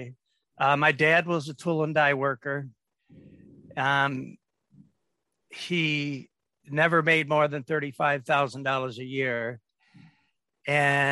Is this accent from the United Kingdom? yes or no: no; Detroit, Michigan, United States; I grew up in Detroit.